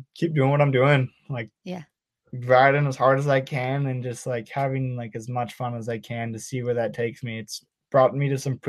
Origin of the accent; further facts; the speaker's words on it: Whistler, British Columbia, Canada; growing up in Whistler is probably the coolest thing ever.